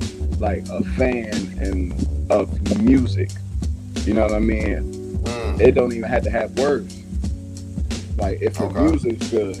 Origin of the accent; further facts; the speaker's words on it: Alexandria, Virginia, United States; Because I grew up in Alexandria. I'm from, like, around New Projects area. I grew up in the Jefferson Village area.